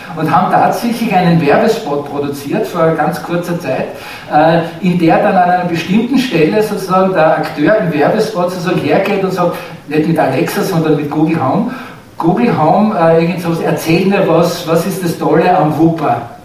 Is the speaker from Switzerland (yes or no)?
no; Austria; bei uns in Österreich